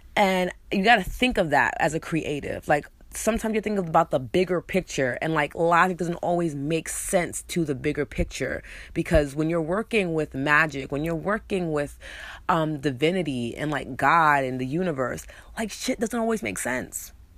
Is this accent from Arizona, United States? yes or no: no; New York, United States; accent: New York; I'm also choosing to let my New York accent out more. So, you guys gonna hear hear it more, um, because it's a part of who I am, it's part of my culture, it's part of my upbringing